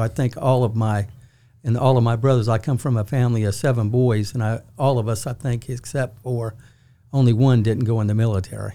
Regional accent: Charleston, South Carolina, United States; moved away as an adult; also born or lived in Norfolk, Virginia / Texas; now in Augusta, United States; I spent all of my formative years in the, the Charleston, South Carolina area

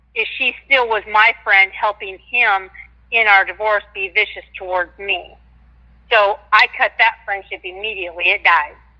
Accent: Washington, United States; I'm from Washington State

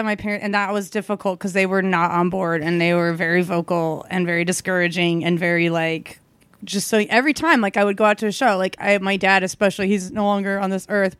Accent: Kansas City, United States; born or raised there

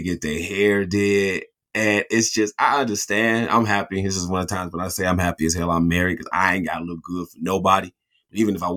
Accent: Michigan, United States; we're from Michigan.

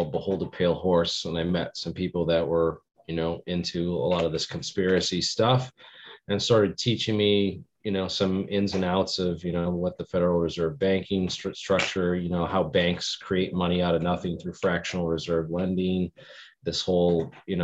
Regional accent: Bridgewater Triangle, Massachusetts, United States; I grew up in the Bridgewater Triangle

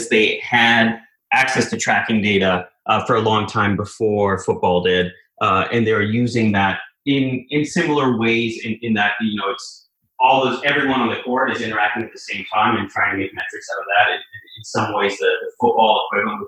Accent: Canada; moved away as an adult; also born or lived in Boston; I grew up in Canada

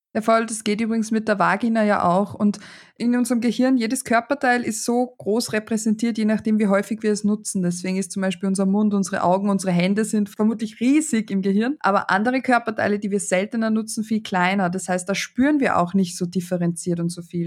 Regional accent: Austria; Bei uns in Österreich

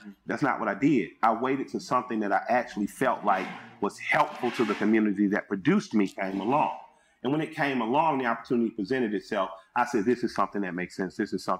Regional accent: Atlanta, Georgia, United States; I'm from Atlanta. So people had to learn how to cooperate here.

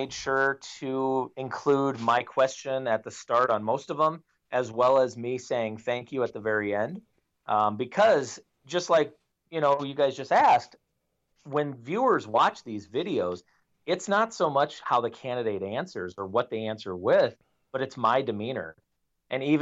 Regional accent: Iowa, United States; my favorite part about living in Iowa

